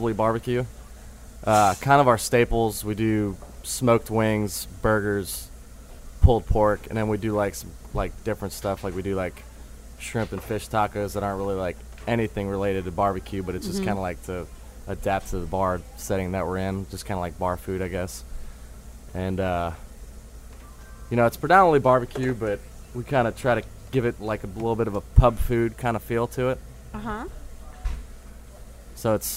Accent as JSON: {"language": "English", "town": "New Orleans", "region": "Louisiana", "country": "United States", "tie": "born or raised there", "also_born_or_lived": "Tuscaloosa, Alabama / Vail, Colorado", "moved": "as an adult", "said": "I'm born and raised here. I guess I'm, like, yeah. Born and raised in New Orleans"}